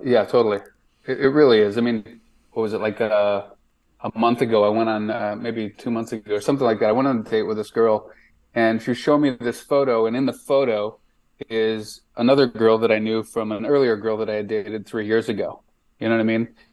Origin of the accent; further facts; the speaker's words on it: Chicago, Illinois, United States; moved away as an adult; now in Nashville, United States; Born and raised there, lived there for 30, 30 years or so.